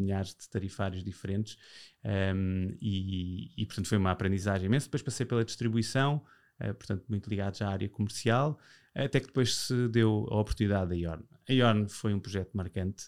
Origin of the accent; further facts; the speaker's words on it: Portugal; eu já nasci em Portugal